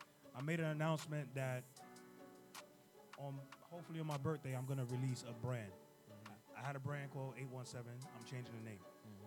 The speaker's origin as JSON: {"language": "English", "town": "New York City", "region": "New York", "country": "United States", "said": "I'm from Brooklyn though."}